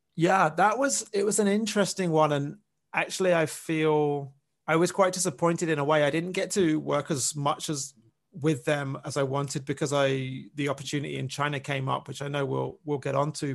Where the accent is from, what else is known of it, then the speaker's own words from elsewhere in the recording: England, United Kingdom; moved away as an adult; I'm from I'm from England. I'm from the UK